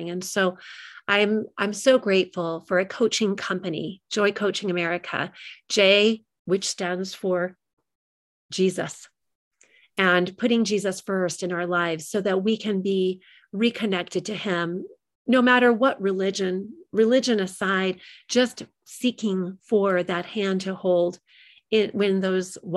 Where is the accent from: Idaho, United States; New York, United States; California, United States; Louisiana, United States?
California, United States; also born or lived in Long Beach, United States; But when I was a little girl, I grew up in California, all over the place, because my father was in the military. And while we lived in Long Beach, California